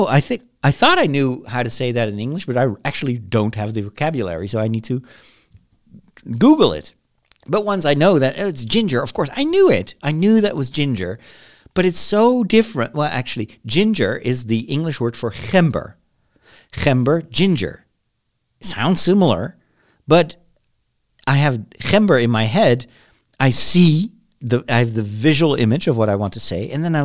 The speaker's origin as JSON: {"language": "English", "country": "United States", "accent": "American", "said": "I bet you that if I would live in the UK for 5 years, I would have lost my American accent."}